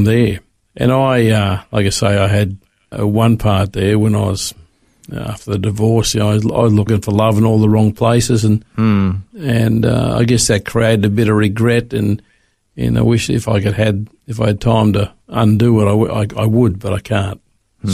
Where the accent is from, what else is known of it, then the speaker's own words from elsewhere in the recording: Sydney, New South Wales, Australia; moved away as an adult; also born or lived in Melbourne; now in Brisbane, Australia; I grew up in Sydney